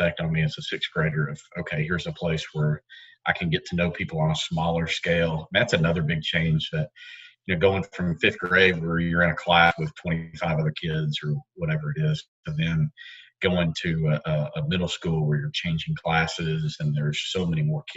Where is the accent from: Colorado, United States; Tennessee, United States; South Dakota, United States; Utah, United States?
Tennessee, United States; Knoxville; I grew up here in Knoxville, went to Norwood Northwest at Rangers and Central High School